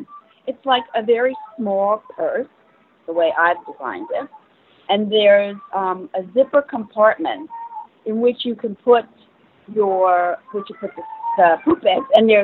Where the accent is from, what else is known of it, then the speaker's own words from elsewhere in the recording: New York, United States; I'm from New York.